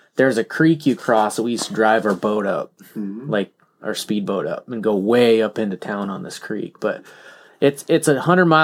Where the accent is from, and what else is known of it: Iowa, United States; born or raised there; moved away